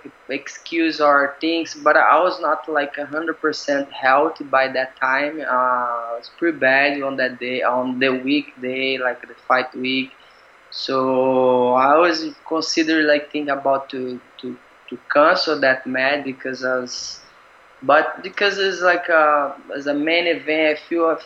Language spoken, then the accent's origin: English; Brazil; now in Singapore; I'm Brazilian, right? I'm from Brazil, but I feel like Singapore is my home now